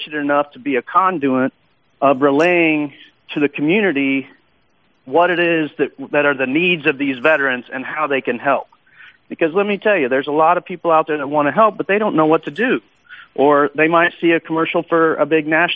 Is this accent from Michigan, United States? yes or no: no; Woodward, Oklahoma, United States; That's my hometown